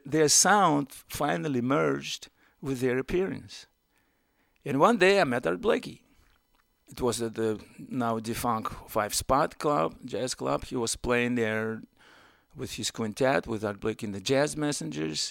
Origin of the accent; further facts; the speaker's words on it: Moscow, Russia; English is a second language; moved away as an adult; now in United States; I'm a trumpet player from Moscow